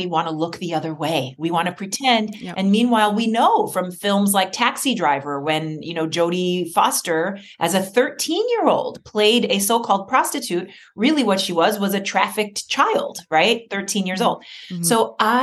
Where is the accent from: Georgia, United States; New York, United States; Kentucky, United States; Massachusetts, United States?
New York, United States; New York City; I grew up in New York City.